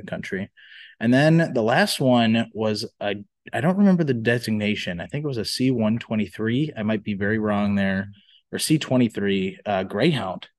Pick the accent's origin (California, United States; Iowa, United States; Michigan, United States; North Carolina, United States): Iowa, United States; also born or lived in Minnesota; we're both from Iowa